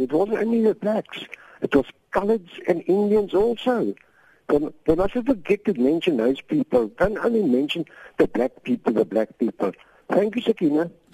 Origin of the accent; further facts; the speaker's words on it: Poland; now in Cape Town, South Africa; I'm from Poland